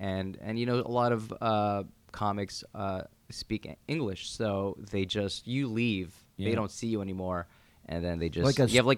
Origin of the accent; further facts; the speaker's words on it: Montreal, Quebec, Canada; also born or lived in New York City; I was born in Montreal.